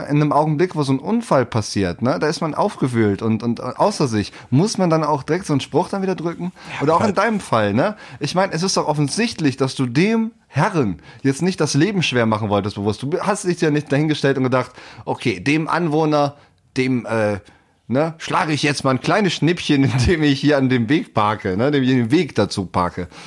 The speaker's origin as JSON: {"language": "German", "region": "West Germany", "country": "Germany", "said": "in der wir da auch echt nett aufgenommen wurden, so als Wessi, ne?"}